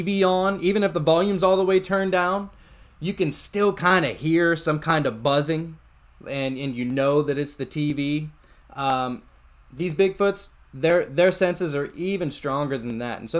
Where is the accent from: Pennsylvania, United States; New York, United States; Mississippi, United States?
Pennsylvania, United States; moved away; I'm originally from Pennsylvania